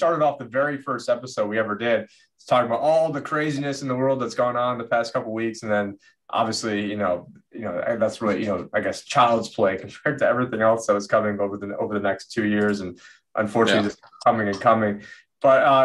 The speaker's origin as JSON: {"language": "English", "town": "Syracuse", "region": "New York", "country": "United States", "tie": "born or raised there", "said": "growing up in Syracuse, there's really nothing going on in Syracuse besides basketball."}